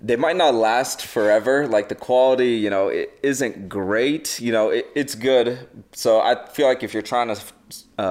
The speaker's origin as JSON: {"language": "English", "region": "New Jersey", "country": "United States", "tie": "born or raised there", "also_born_or_lived": "Idaho / Florida", "moved": "as an adult", "lives_now": "Las Vegas, United States", "said": "originally I'm from New Jersey, and that's where I grew up"}